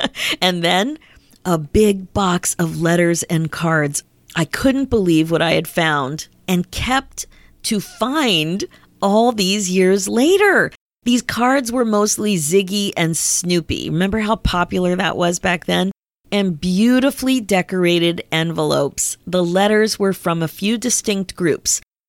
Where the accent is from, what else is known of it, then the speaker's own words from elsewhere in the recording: Pennsylvania, United States; my mom still lives in the house in town that I grew up in Pennsylvania.